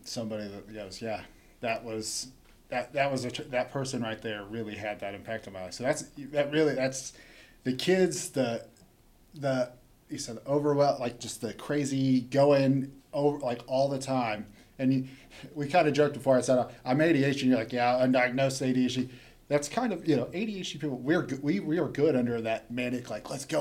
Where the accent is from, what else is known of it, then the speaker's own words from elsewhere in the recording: Chelsea, Oklahoma, United States; growing up in Chelsea